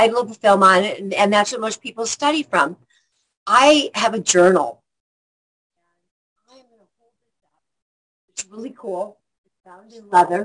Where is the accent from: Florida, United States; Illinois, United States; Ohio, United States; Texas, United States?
Illinois, United States; Rockford; moved away; I'm from Rockford, Illinois, and that's 90 miles northwest of Chicago.